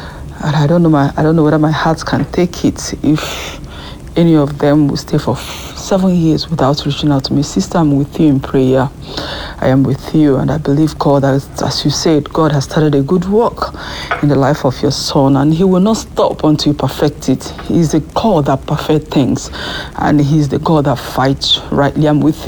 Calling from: France; I'm calling in from France.

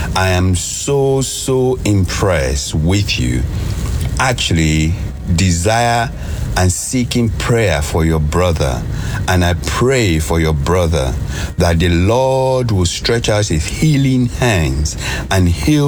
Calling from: London, United Kingdom; I'm calling from London.

